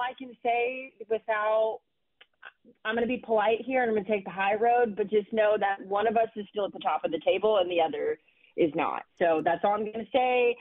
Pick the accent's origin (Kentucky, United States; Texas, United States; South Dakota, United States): Texas, United States; my home state of Texas.